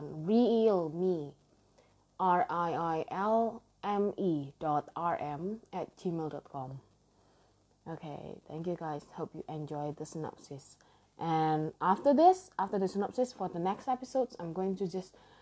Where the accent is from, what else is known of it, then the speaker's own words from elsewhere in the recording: Indonesia; English is a second language; I am from Indonesia and English actually is not my first language